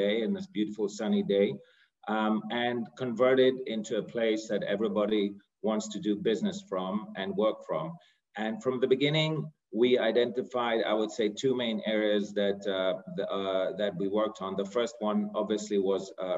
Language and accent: English; Greece; moved away; also born or lived in United Kingdom / United States / New York; So myself, I'm born and raised in Greece.